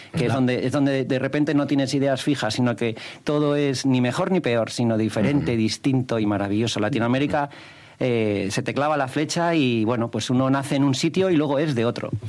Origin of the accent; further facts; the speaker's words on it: León, Castile and León, Spain; also born or lived in Gijón, Asturias; nacido en Gijón, pero me crié hasta los 18 años en León